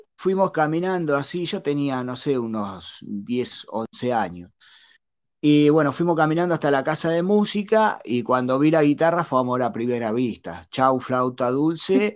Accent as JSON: {"language": "Spanish", "town": "La Plata", "region": "Buenos Aires Province", "country": "Argentina", "tie": "born or raised there", "moved": "as an adult", "lives_now": "Monterrey, Mexico", "said": "yo soy nacido y criado hasta los 28 años ahí en la ciudad de La Plata, que viene siendo la capital de la provincia de Buenos Aires"}